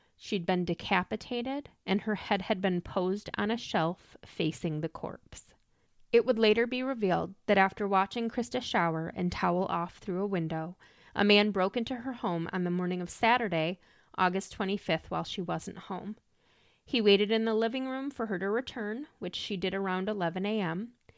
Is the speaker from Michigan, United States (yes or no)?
yes; Lansing, Michigan, United States; my hometown of Lansing, Michigan